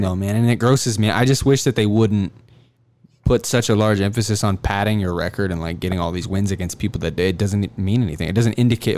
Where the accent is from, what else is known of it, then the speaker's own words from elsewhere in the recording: Scottsbluff, Nebraska, United States; moved away; I'm from Scottsbluff, Nebraska originally, so I'm a country guy also.